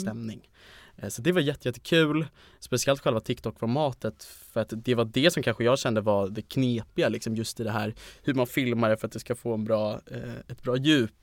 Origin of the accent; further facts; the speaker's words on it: Stockholm, Stockholm County, Sweden; jag är 20, kommer från Stockholm